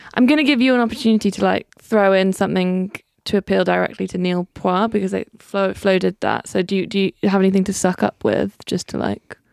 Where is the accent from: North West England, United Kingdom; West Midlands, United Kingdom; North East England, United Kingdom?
West Midlands, United Kingdom; Coventry; as a Coventry native